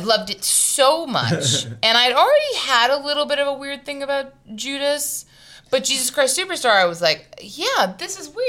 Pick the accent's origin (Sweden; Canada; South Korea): South Korea; born there; embroidered fabric from Korea, because I was born in Korea.